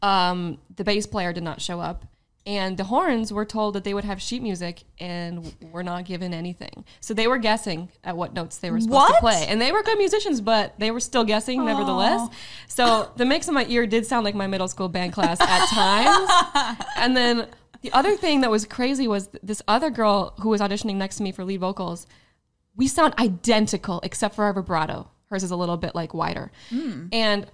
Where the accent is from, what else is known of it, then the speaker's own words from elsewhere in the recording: Michigan, United States; moved away as an adult; now in Los Angeles, United States; we are all from Michigan, different parts